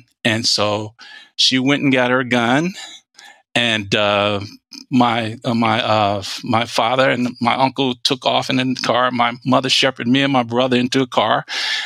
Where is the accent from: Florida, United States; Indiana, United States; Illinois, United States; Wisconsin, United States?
Illinois, United States; Chicago; moved away; I grew up in the South Side of Chicago.